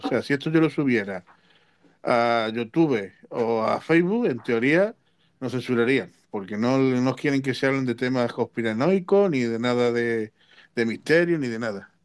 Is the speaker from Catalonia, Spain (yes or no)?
no; Cártama, Andalusia, Spain; en mi pueblo, en Cártama